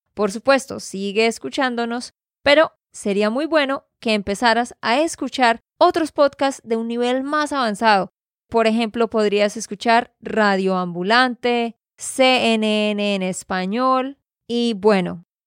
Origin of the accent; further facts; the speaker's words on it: Santander, Colombia; de Santander, Colombia